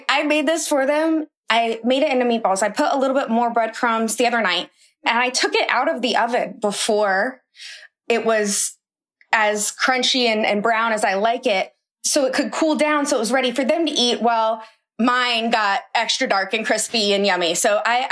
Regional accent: Iowa, United States; My dad's from New Orleans, but I've lived in Iowa my whole life

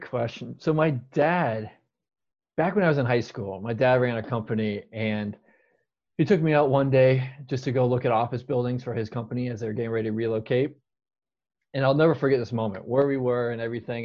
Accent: Tempe, Arizona, United States; I'm born and raised in Tempe, Arizona

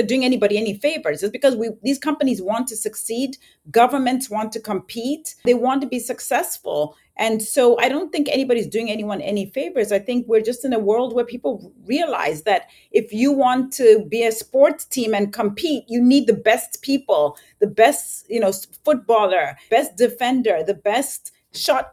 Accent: Zambia; moved away; I was born and raised in Zambia.

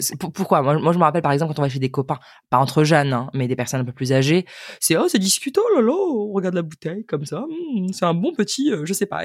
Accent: France; en tant que Français en général

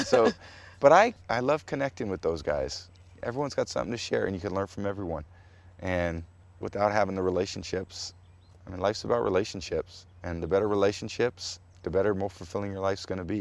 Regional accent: San Mateo, California, United States; I was growing up on Portola Drive in San Mateo, California

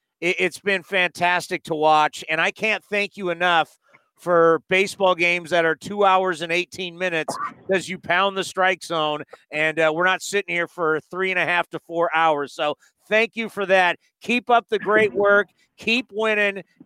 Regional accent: San Diego, California, United States; moved away; I'm originally from San Diego

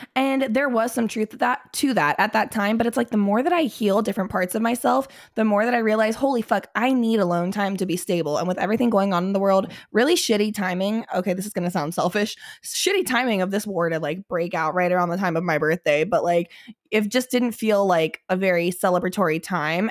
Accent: Cincinnati, Ohio, United States; I grew up in Cincinnati

